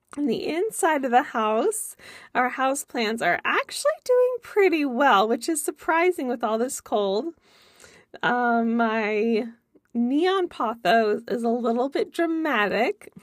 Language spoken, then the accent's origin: English; California, United States; moved away; I'm from California originally as well.